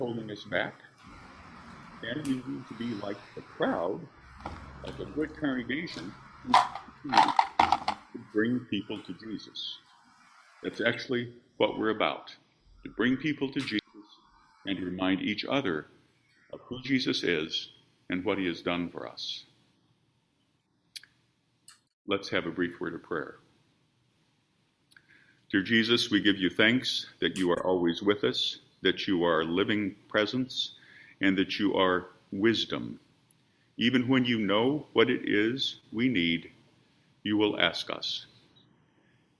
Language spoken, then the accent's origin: English; Midwest, United States; moved away; Growing up in the Midwest, as I have